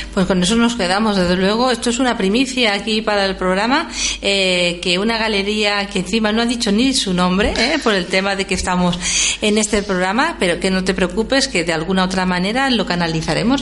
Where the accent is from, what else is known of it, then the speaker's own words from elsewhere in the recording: Valencian Community, Spain; desde aquí, desde nuestra comunidad valenciana